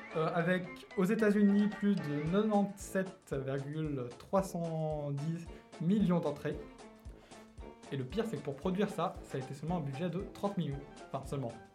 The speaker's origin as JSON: {"language": "French", "country": "France", "said": "je suis français"}